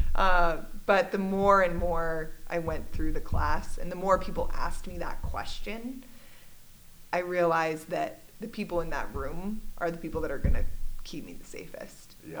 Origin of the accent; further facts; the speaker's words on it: Littleton, Colorado, United States; I grew up in Littleton, Colorado. I'm one of those rare Colorado natives